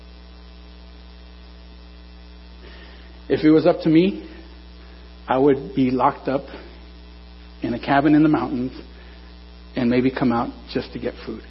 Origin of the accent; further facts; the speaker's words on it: Norwalk, California, United States; I'm from Norwalk